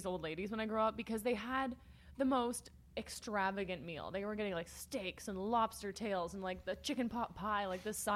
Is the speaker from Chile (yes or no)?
no; Canada; we're Canadian